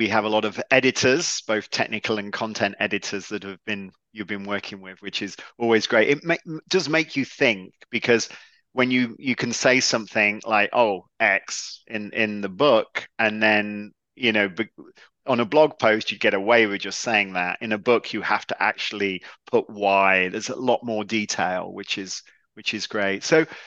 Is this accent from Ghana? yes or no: no; England, United Kingdom; I'm English